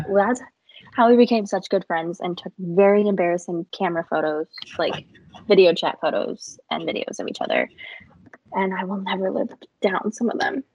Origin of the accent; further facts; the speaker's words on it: Illinois, United States; moved away as an adult; now in Tennessee, United States; I was born in Illinois, lived there my whole life, and just recently moved to Tennessee for a career